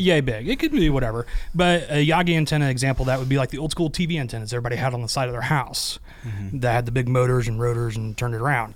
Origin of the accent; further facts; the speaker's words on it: Midwest, United States; moved away as an adult; also born or lived in Arizona; born and raised in the Midwest